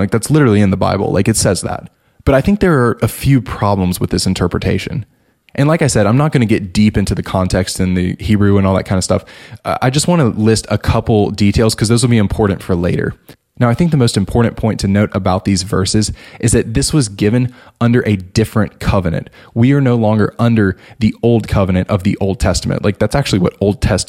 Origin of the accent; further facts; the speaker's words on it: United States; us as like American Christians